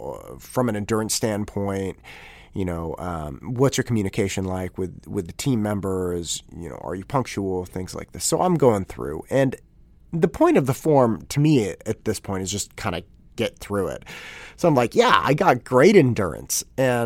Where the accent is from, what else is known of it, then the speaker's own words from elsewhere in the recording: Concord, United States; I had a paper route as I was growing up in Concord, and I had the paper route from the beginning of, or kind of middle of eighth grade until right around the end of my senior year in high school.